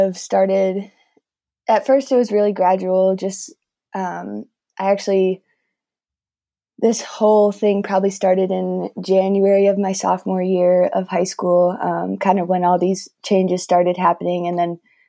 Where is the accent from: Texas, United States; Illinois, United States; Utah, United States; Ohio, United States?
Illinois, United States; Wheaton; I grew up in Wheaton, Illinois and lived there my whole life